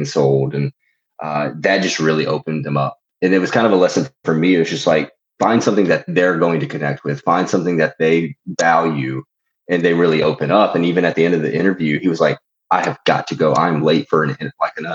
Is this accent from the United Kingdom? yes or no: no; Mississippi, United States; I grew up in Mississippi